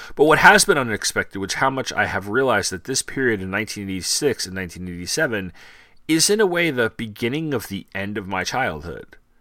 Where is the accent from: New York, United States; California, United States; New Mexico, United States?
New York, United States; Long Island; where I grew up in Long Island